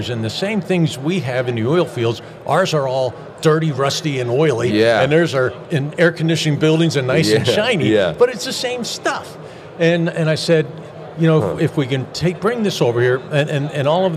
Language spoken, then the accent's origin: English; Berks County, Pennsylvania, United States; I grew up in the Amish country in Pennsylvania